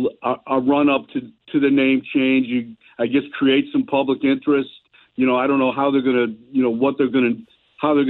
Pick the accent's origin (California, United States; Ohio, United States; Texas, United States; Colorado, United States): Ohio, United States; Cleveland; I grew up in Cleveland.